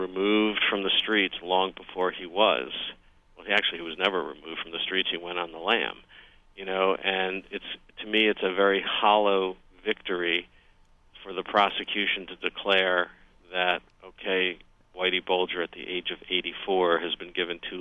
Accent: New York, United States; I'm a New Yorker coming into Boston

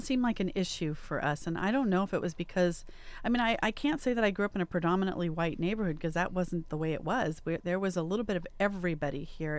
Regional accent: Riverside, California, United States; growing up where I did in Riverside

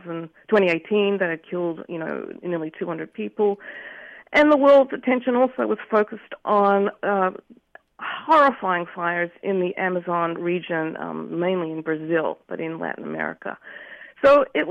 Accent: Australia; accent: Australian; moved away as an adult; now in California, United States; I'm Australian. You can hear it in my accent, I'm sure.

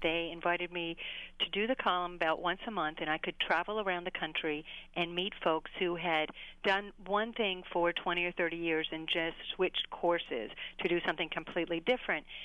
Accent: Pittsburgh, Pennsylvania, United States; moved away; also born or lived in New York; I went back home to Pittsburgh and I started writing for anybody who would have me. I did a nightlife column for the Pittsburgh Magazine, my hometown.

